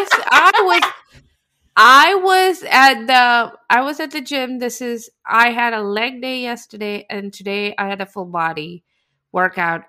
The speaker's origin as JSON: {"language": "English", "country": "India", "tie": "born or raised there", "moved": "yes", "said": "I grew up in India"}